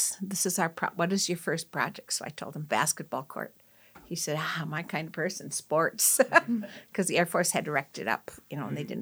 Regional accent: Green Bay, Wisconsin, United States; moved away as an adult; also born or lived in Menominee Indian Reservation, Wisconsin; now in Arizona, United States; I'm from Green Bay, and we're the only family in the NFL where three brothers played on the same team, the Packers

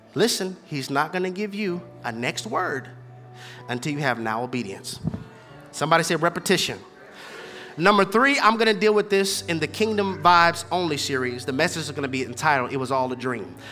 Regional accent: Houston, Texas, United States; I'm from Houston, Texas, born and raised on a playground. That's where I spend most of my days

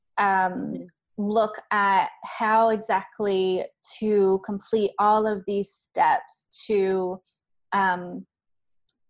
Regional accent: South Georgia, United States; I grew up in South Georgia, and Panama City is somewhere that I went often as a child

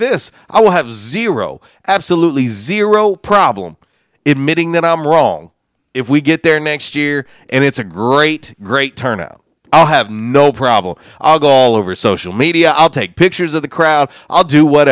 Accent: Florida, United States; moved away; I'm originally from Florida

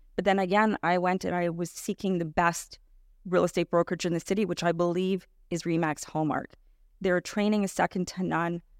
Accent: Toronto, Ontario, Canada; I was born and raised in Etobicoke

